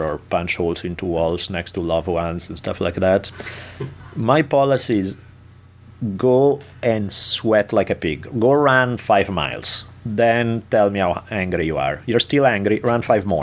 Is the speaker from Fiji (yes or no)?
no; Italy; moved away; growing up in Italy